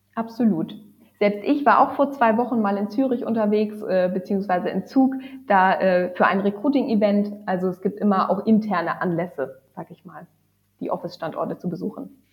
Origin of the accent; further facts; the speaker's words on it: lastly Lübeck, Northern Germany, Germany; also born or lived in Hamburg / Oslo; ich bin aufgewachsen im Norden von Deutschland, also jetzt zuletzt in Lübeck